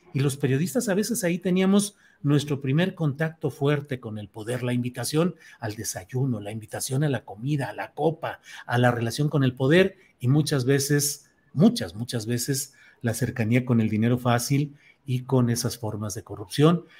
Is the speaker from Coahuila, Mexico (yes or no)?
yes; Torreón, Coahuila, Mexico; yo nací en Torreón, ahí crecí